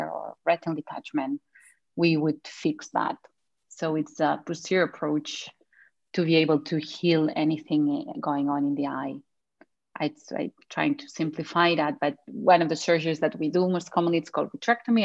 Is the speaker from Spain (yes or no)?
yes; Spain; moved away as an adult; also born or lived in United Kingdom; now in Canada; I am from Spain